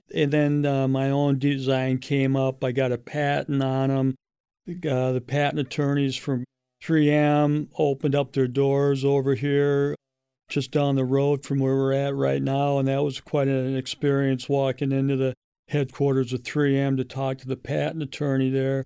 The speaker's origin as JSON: {"language": "English", "town": "St. Louis Park", "region": "Minnesota", "country": "United States", "tie": "born or raised there", "said": "I grew up in St. Louis Park and uh, graduated in 77"}